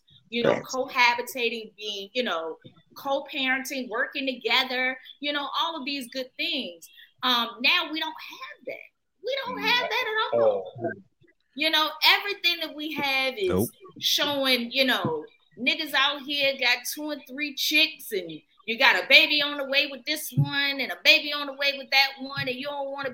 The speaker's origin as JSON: {"language": "English", "region": "Virginia", "country": "United States", "moved": "yes", "said": "I'm from Virginia"}